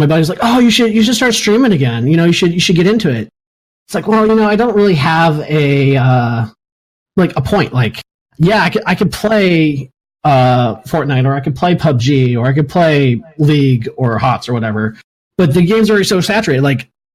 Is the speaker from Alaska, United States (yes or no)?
yes; Alaska, United States; moved away; also born or lived in East Coast; I'm an Alaskan. I claim to be Alaskan. I'm actually from the East Coast, but I spent my childhood growing up in Alaska.